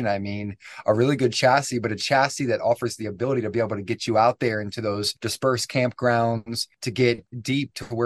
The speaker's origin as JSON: {"language": "English", "town": "Annapolis", "region": "Maryland", "country": "United States", "tie": "born or raised there", "moved": "as an adult", "lives_now": "Colorado, United States", "said": "Grew up in Annapolis for a long time. That's where all my family's at. Man, I spent 28 years in Maryland and never, ever left"}